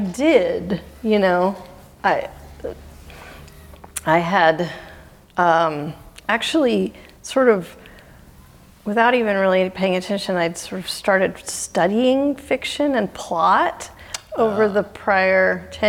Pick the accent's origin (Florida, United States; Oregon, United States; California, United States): Oregon, United States; Oregon coast, United States; I grew up on the Oregon coast